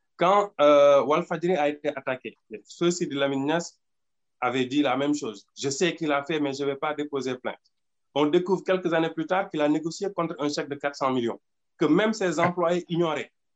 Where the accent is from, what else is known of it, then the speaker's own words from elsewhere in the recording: Senegal; Nous, au Sénégal